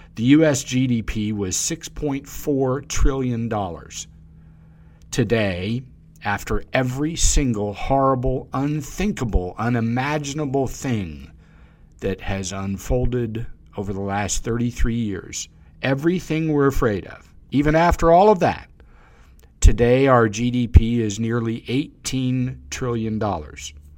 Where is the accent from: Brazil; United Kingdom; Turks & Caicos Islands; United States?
United States; the South; I'm from the South